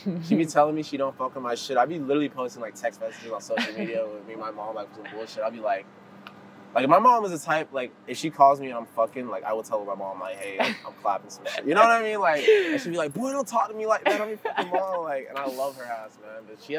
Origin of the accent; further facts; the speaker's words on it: Homestead, Florida, United States; also born or lived in Cutler Bay / Goulds; I grew up in a pretty good area. You know, I grew up in Color Bay. I grew up in Ghouls. {S2} That's good. {S0} I grew up in Homestead.